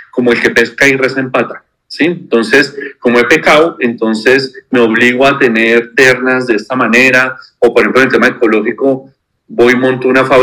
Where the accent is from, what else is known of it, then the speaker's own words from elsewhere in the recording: Neiva, Huila, Colombia; now in Bogotá, Colombia; soy de Neiva, aunque he vivido casi toda mi vida aquí en Bogotá.